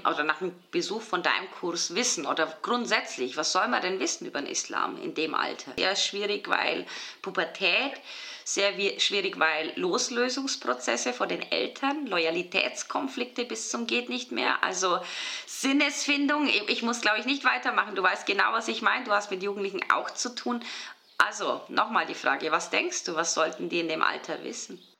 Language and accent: German; Bavaria, Germany; moved away as an adult; now in Switzerland; Ich bin ja aus Bayern, deswegen frage ich so verdutzt. Ich war 21 Jahre in, Bayern in der Schule